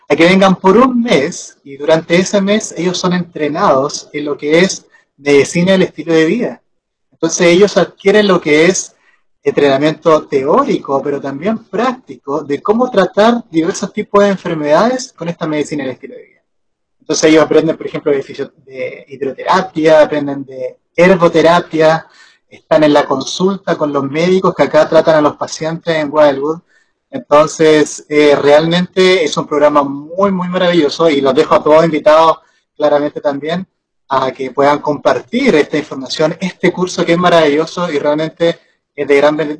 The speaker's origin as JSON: {"language": "Spanish", "town": "Concepción", "region": "Biobío", "country": "Chile", "tie": "born or raised there", "moved": "as an adult", "lives_now": "Huelva, Spain", "said": "Pero yo soy de Concepción. De Concepción, eh, toda mi vida he estado ahí. He estado viviendo en Concepción y hace poquito que estoy acá en Huelva."}